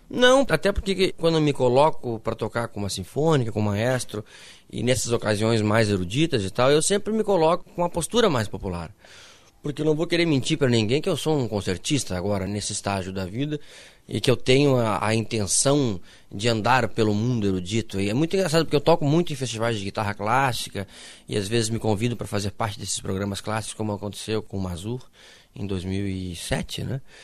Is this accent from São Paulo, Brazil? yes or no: no; Passo Fundo, Rio Grande do Sul, Brazil; Eu sou de Passo Fundo.